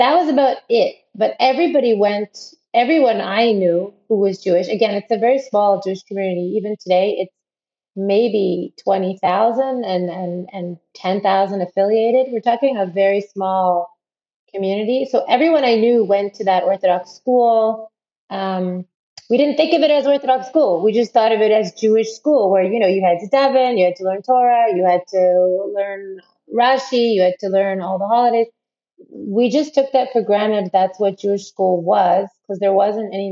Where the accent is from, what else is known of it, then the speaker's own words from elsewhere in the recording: Ottawa, Ontario, Canada; moved away as an adult; also born or lived in South Africa; now in Israel; I grew up in Ottawa originally, which is the capital of Canada.